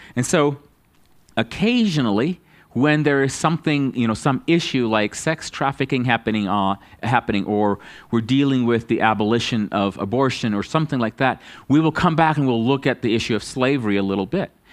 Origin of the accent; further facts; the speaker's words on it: United States; as an American